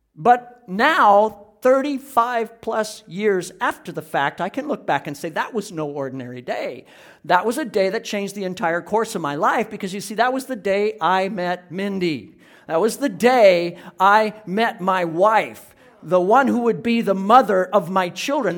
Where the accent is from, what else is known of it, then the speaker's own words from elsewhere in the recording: Iowa, United States; moved away; was back in my hometown in Iowa, where I grew up.